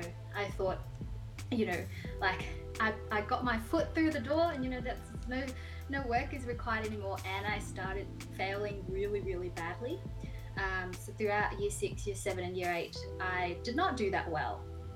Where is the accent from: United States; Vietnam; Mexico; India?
Vietnam